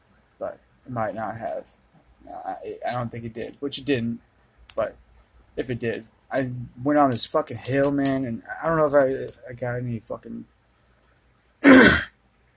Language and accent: English; Minnesota, United States; I'm from Minnesota